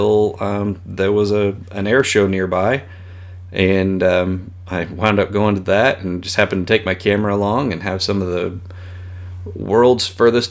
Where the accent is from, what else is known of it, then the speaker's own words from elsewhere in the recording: small town 80 miles southwest of Wichita, Kansas, United States; now in Wichita, United States; I grew up in a very small town, probably 80 miles southwest of Wichita